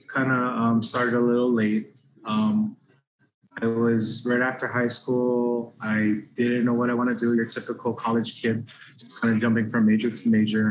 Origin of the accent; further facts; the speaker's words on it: Honolulu, Hawaii, United States; I grew up in the Wailea Kahala area. Went to Wilson Elementary, went to Kaimiki Middle School